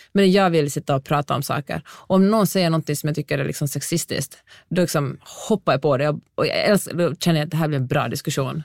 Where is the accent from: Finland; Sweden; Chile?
Finland; Helsinki, Uusimaa; moved away as an adult; now in Los Angeles, United States; jag kom från Helsingfors